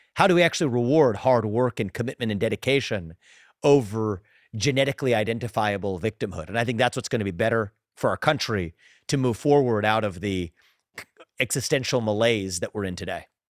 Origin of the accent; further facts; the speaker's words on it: Southwest Ohio, United States; I was growing up as the kid of immigrants, funny last name, my dad had an accent, growing up in Southwest Ohio